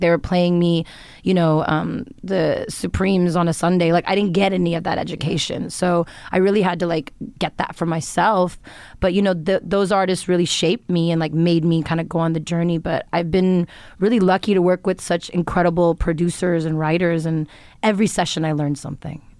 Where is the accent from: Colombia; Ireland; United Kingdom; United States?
United States; Los Angeles, California; growing up in Los Angeles, but, like, having a lot of Indian influence